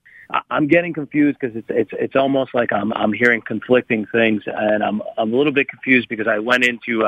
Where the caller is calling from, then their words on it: New York, United States; calling from New York.